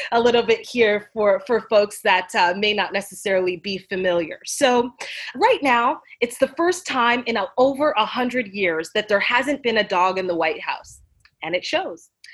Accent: Canada; now in United States; as a Canadian

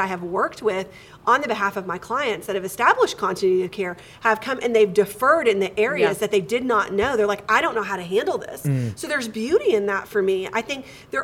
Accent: Texas, United States; born in Texas. I've been here my whole life.

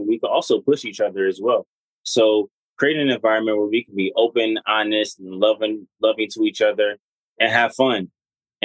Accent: Detroit, Michigan, United States; we're from Detroit.

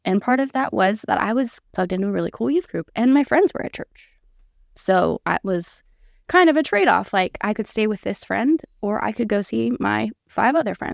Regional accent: Auburn, California, United States; moved away as an adult; now in Tennessee, United States; I was born and raised in Auburn, California

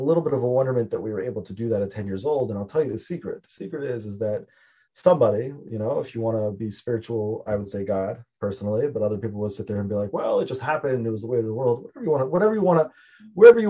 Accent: Baltimore, Maryland, United States; I'm from Baltimore originally

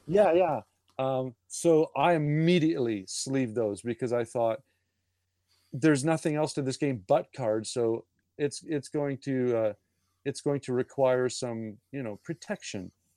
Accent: Canada; being Canadian

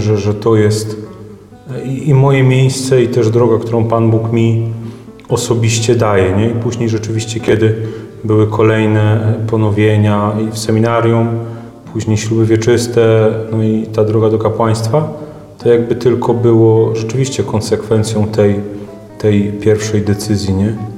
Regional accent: Wieruszów, Łódź Voivodeship, Poland; ja pochodzę z naszej paulińskiej parafii w Wieruszowie

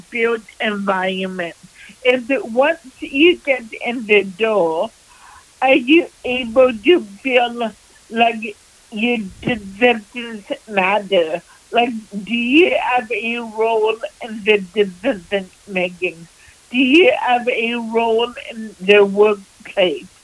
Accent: Vancouver, British Columbia, Canada; I was born and raised in Vancouver

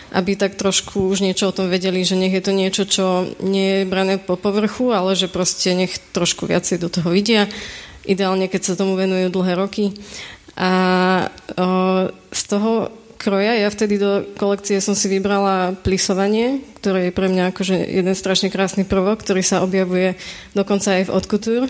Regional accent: Kežmarok, Prešov Region, Slovakia; ja som z Kešmerku

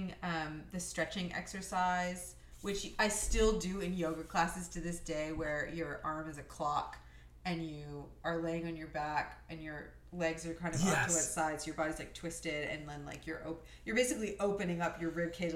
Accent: Thornhill, Ontario, Canada; also born or lived in Tel Aviv, Israel; where we grew up together

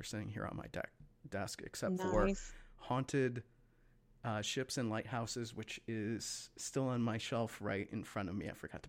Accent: Great Lakes, United States; growing up on the Great Lakes

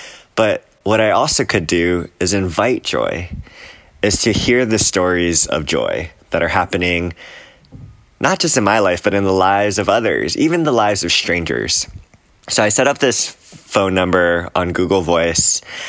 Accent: Hawaii, United States; all across the country, from the Gulf Coast in Alabama to Hawaii, my home state, to the coastlines, to New York City

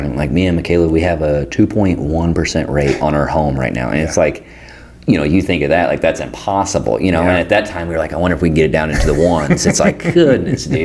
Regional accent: Pleasant Hill, Missouri, United States; I'm from Pleasant Hill

